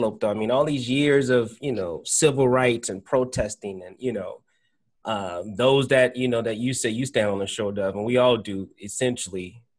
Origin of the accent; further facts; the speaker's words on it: New Orleans, Louisiana, United States; now in Atlanta, United States; that's my hometown, so I always have a passion to implement change there. I don't live in New Orleans. I live in Atlanta now.